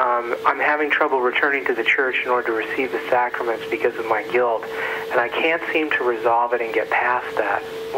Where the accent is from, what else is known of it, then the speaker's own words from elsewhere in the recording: Massachusetts, United States; I'm from Massachusetts.